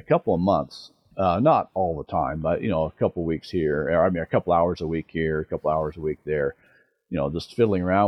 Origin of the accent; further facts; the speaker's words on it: Denver, Colorado, United States; I grew up in Denver